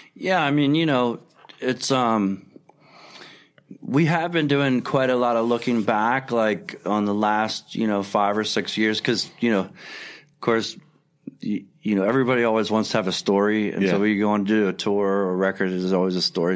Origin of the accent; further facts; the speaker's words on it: Philadelphia, Pennsylvania, United States; I grew up on Second and Pine